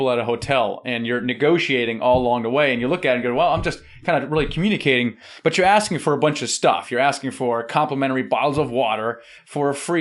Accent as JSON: {"language": "English", "country": "Germany", "said": "I'm German."}